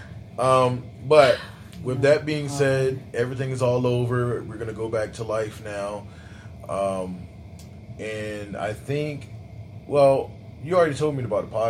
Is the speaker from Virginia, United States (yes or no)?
yes; Virginia Beach, Virginia, United States; I grew up in the Southeast in Virginia Beach.